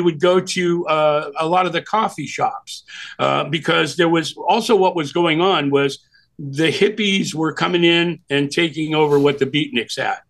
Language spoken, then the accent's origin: English; California, United States; moved away as an adult; also born or lived in New York; I was from California